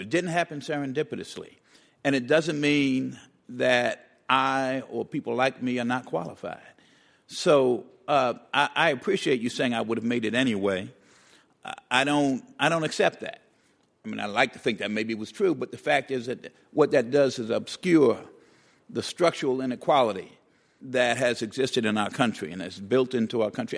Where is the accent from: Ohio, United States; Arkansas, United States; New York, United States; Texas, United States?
New York, United States; New York City; the public housing project I grew up in the Bronx